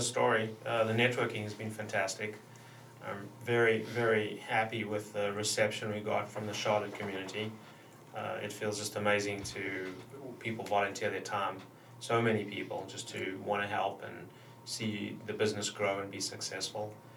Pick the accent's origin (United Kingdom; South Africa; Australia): South Africa; moved away; growing up in South Africa